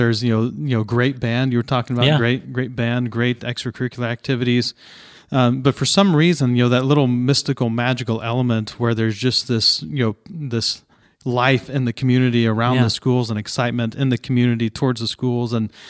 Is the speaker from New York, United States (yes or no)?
no; Ohio, United States; I grew up in Southeast Ohio, small town, Southeast Ohio, and there was a very vibrant community atmosphere.